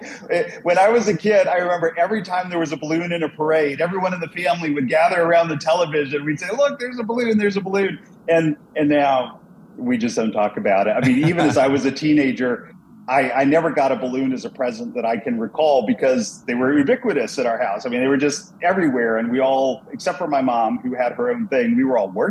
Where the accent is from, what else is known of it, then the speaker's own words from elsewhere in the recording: Dallas, Texas, United States; moved away as an adult; also born or lived in Sturgis, Michigan; my family moved down to the Dallas, Texas area, and I spent the rest of my childhood and youth down in Dallas, and spent actually all of my life in Texas